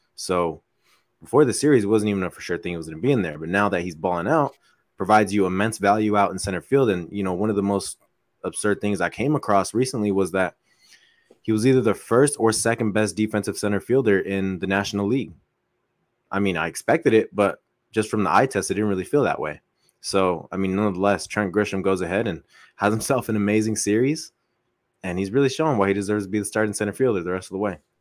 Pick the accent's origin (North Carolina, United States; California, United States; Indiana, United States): California, United States; Coachella Valley; we're from the Coachella Valley